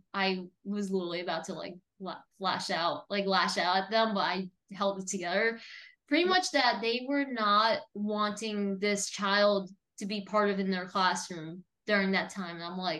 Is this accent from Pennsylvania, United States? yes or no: no; New Jersey, United States; now in Florida, United States; when I was from New Jersey